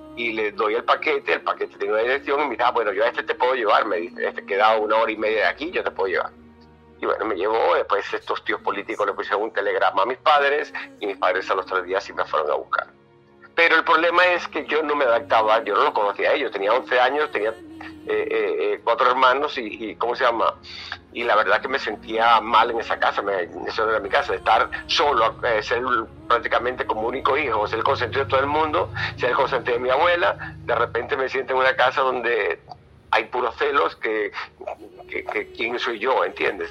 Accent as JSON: {"language": "Spanish", "country": "Venezuela", "tie": "born or raised there", "also_born_or_lived": "Galicia, Spain", "moved": "yes", "lives_now": "Canary Islands, Spain", "said": "Yo nací en Galicia, en España. y, lo que pasa es que me llevaron con tres meses de nacido para Venezuela"}